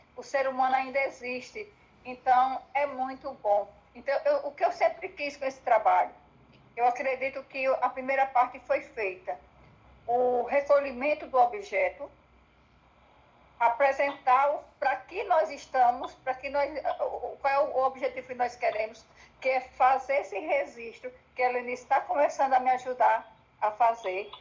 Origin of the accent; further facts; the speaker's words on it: Northeast Region, Brazil; moved away; nós que somos nordestinos